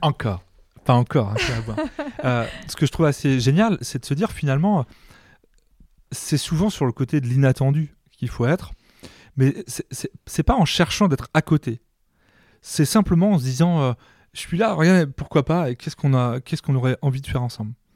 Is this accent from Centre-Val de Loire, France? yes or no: no; Mayenne, Pays de la Loire, France; moved away as an adult; also born or lived in Rouen; je viens de la Mayenne